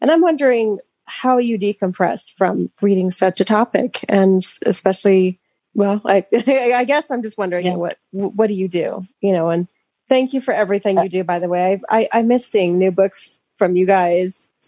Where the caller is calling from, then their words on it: Denver, Colorado, United States; I'm calling from Denver, Colorado.